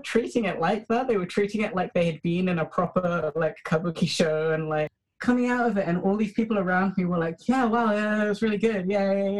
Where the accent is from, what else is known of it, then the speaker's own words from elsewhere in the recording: London, United Kingdom; I was born in Britain and have lived my entire life in London